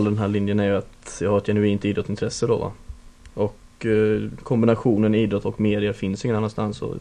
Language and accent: Swedish; Växjö, Kronoberg County, Sweden; moved away as an adult; now in Falun, Sweden; Ja, jag kommer från Växjö, Småland.